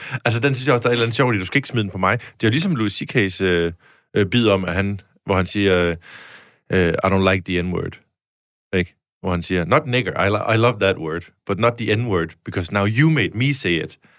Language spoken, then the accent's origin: Danish; Denmark; accent: Jutlandic; jeg snakker ret jysk